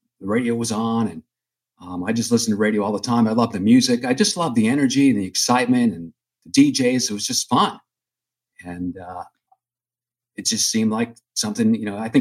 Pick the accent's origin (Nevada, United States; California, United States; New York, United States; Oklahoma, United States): New York, United States; Long Island; moved away as an adult; also born or lived in Vermont / Omaha / Portland; I grew up in New York on Long Island